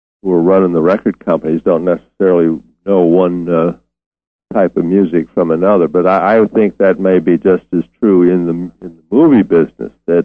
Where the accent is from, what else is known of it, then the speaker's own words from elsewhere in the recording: Detroit, Michigan, United States; also born or lived in New Orleans / Oklahoma City / Dallas / Memphis; I've been in Detroit since I was 9 years old.